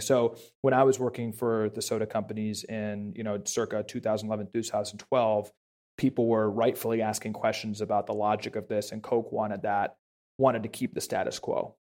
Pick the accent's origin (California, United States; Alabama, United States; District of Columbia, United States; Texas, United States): District of Columbia, United States; Washington; I grew up in Washington, D C. So I grew up right outside Georgetown, grew up in the swamp